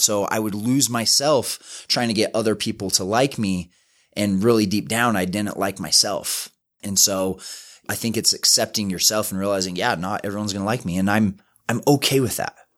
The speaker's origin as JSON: {"language": "English", "town": "West Valley City", "region": "Utah", "country": "United States", "tie": "born or raised there", "said": "I grew up in West Valley City, super small house"}